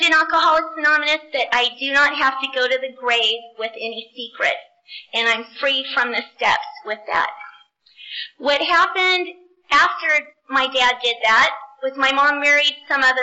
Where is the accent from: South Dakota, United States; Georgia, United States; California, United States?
California, United States; Southern; I grew up in Southern California.